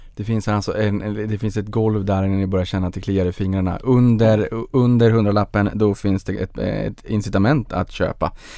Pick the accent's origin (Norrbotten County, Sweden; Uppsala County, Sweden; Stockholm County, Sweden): Norrbotten County, Sweden; Boden; Jag föddes på Bodens BB